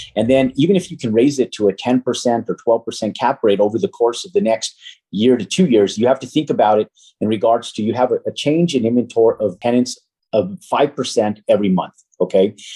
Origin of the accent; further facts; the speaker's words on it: Albuquerque, New Mexico, United States; moved away as an adult; I'm from Albuquerque, New Mexico